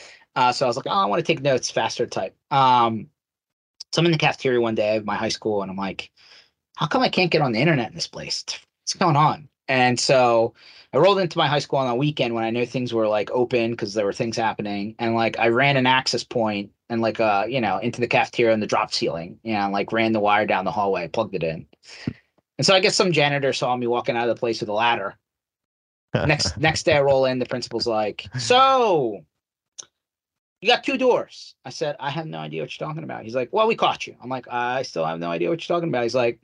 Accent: Philadelphia, Pennsylvania, United States; So I was born and raised here in Philadelphia, Philly Metro. My parents immigrated into the country.

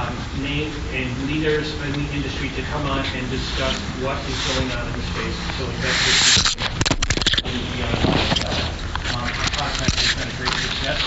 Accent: Holyoke, Massachusetts, United States; growing up in Holyoke, Massachusetts

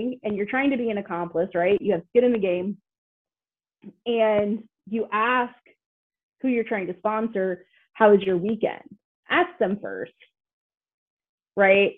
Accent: Greenfield, Indiana, United States; I grew up in Greenfield, Indiana, between two cornfields

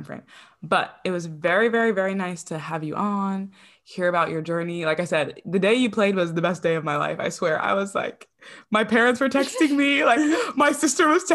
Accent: New Jersey, United States; I grew up in New Jersey

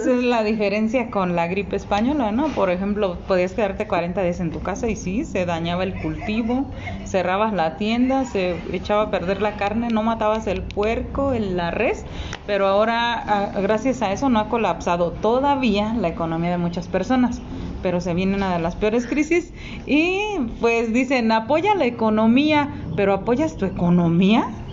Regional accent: Mexico; nosotros como mexicanos

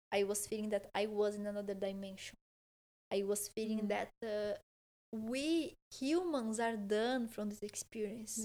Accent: Porto Alegre, Rio Grande do Sul, Brazil; English is a second language; now in Malaga, Spain; I'm from Porto Alegre, which is a city close to Uruguay, very south

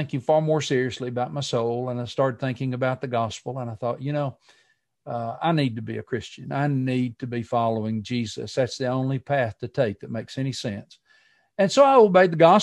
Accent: Walker County, Alabama, United States; I was born in Walker County, Alabama, in rural Walker County, Alabama.

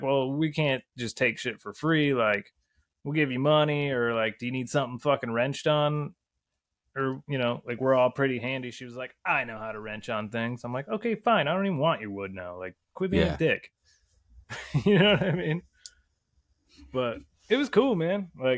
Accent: Michigan, United States; we're Americans from Michigan

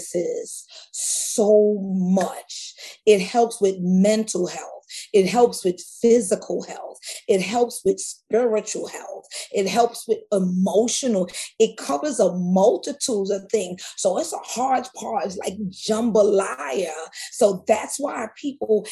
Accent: New York City, New York, United States; I'm born and raised in Queens, South Jamaica, Queens.

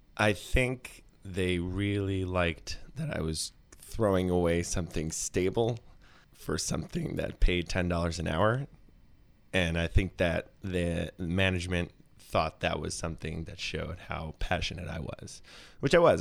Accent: New York City, New York, United States; also born or lived in Upper West Side, Manhattan; I'm from Brooklyn originally. I grew up in Flatbush.

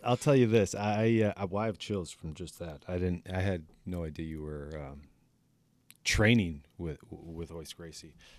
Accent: Minocqua, Wisconsin, United States; also born or lived in Racine, Wisconsin; my parents moved to northern Wisconsin. I was eight years old, and they uh, bought a business up there. And same thing, we are from Racine, Wisconsin.

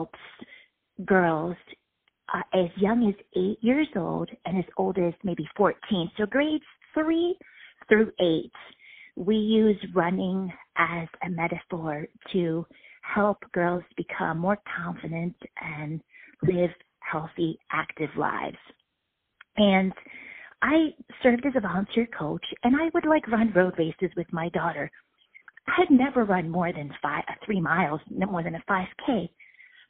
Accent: Washington, District of Columbia, United States; my hometown here in D.C.

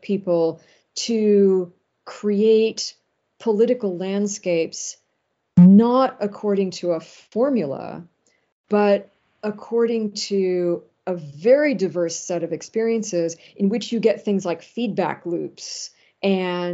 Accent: Los Angeles, California, United States; moved away; also born or lived in Ann Arbor, Michigan / Manhattan; L.A., where, you know, I was from originally

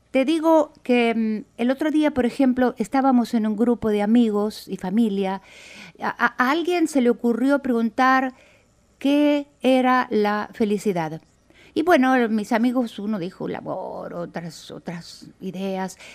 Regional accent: Argentina; moved away as an adult; also born or lived in Brazil; Bueno, originariamente soy de Argentina, pero a la edad de 27 años, más o menos al comienzo de la dictadura militar en mi país, emigré para Brasil.

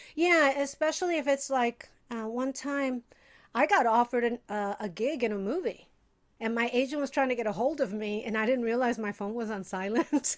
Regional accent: Chicago, Illinois, United States; moved away as an adult; also born or lived in Puerto Rico (heritage); now in Los Angeles, United States; I'm from Chicago

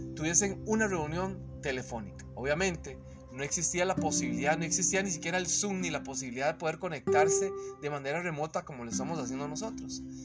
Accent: Costa Rica; cuando laboraba en una empresa eh, en mi país, en Costa Rica

